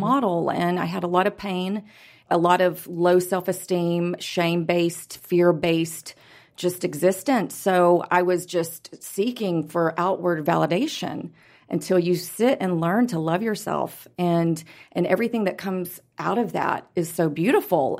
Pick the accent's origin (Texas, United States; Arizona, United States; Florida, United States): Texas, United States; Houston; also born or lived in Los Angeles; now in Dallas, United States; We're both from Houston.